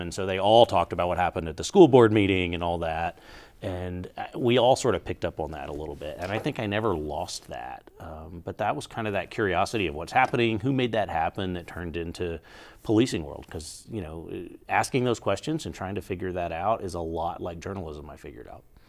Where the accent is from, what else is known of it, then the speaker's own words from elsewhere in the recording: Georgia, United States; now in Albuquerque, United States; I grew up in Georgia, back east